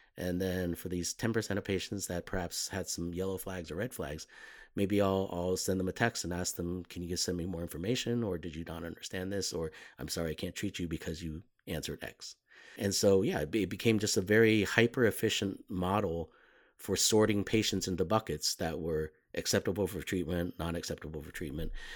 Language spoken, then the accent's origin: English; Los Angeles, California, United States; moved away as an adult; I grew up mostly in Los Angeles